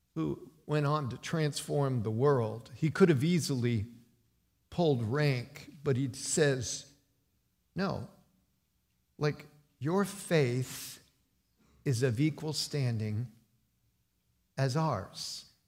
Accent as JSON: {"language": "English", "region": "West Virginia", "country": "United States", "tie": "born or raised there", "also_born_or_lived": "Cincinnati", "moved": "yes", "said": "I came from the hills of West Virginia. Appalachian born and bred."}